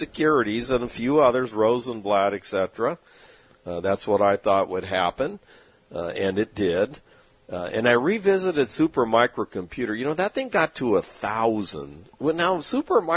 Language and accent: English; San Diego, California, United States; growing up in San Diego all my life